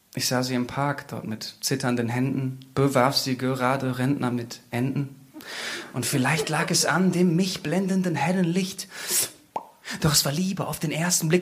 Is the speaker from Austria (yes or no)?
no; Bad Bentheim, Lower Saxony, Germany; moved away as an adult; Und ich bin vor kurzem ja wieder in mein Heimatdorf zurückgezogen, Bad Bentheim.